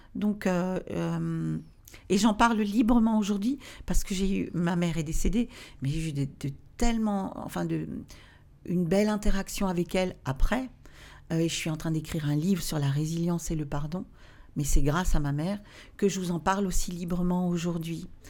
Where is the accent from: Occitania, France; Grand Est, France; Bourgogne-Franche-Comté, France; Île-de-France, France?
Grand Est, France; Alsace; also born or lived in Obernai; je viens d'Alsace